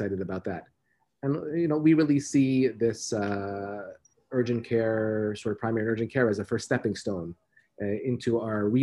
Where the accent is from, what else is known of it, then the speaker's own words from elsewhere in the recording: Montreal, Quebec, Canada; I'm born and raised in Montreal in Canada.